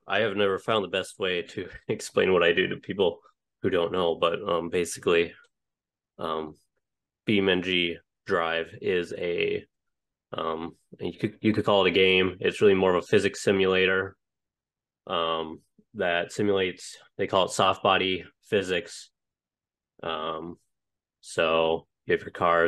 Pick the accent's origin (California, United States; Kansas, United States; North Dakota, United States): North Dakota, United States; Cooperstown; born or raised there; moved away as an adult; also born or lived in Utah / Missouri; now in New Jersey, United States